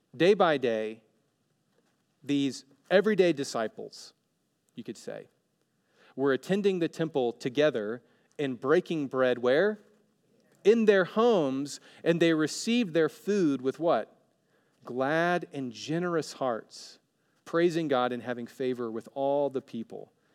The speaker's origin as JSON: {"language": "English", "region": "Alabama", "country": "United States", "moved": "yes", "lives_now": "Oregon, United States", "said": "I'm from Alabama, and now I'm living in Oregon"}